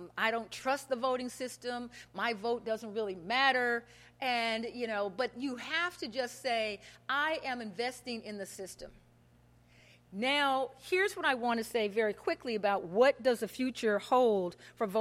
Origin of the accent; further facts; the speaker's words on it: Kansas City, Missouri, United States; moved away; As a child growing up in Kansas City, yeah, this little black girl used to watch Wall Street Week